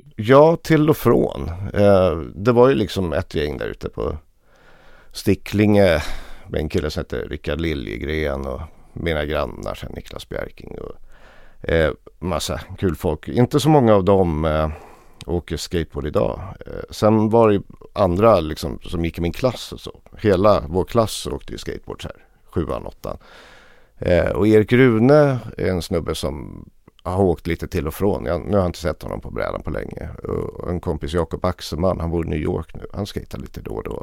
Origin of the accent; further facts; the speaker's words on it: Lidingö, Stockholm County, Sweden; jag hade en idyllisk uppväxt ute på norra Lidingö.